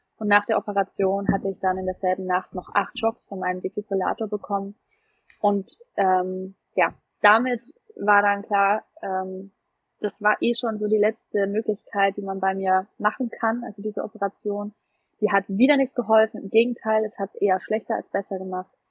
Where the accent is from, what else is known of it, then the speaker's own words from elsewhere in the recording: Nuremberg, Bavaria, Germany; ich komme ja aus Nürnberg